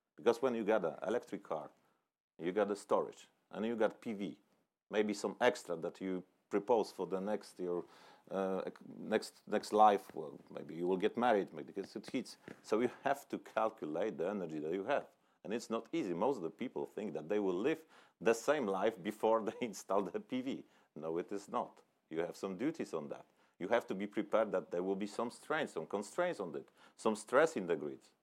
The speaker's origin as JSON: {"language": "English", "country": "Poland", "tie": "born or raised there", "said": "I was born in the Poland where there was a still communist country"}